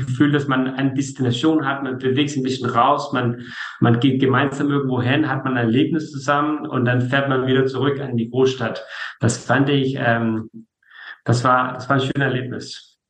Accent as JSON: {"language": "German", "country": "Denmark", "said": "muss man vielleicht als Däne sagen"}